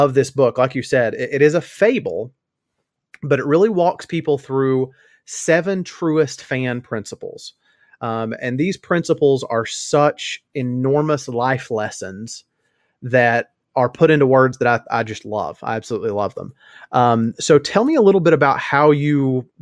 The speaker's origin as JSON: {"language": "English", "region": "Tennessee", "country": "United States", "tie": "born or raised there", "said": "growing up in Tennessee and having been a UT Vols fan for most of my life"}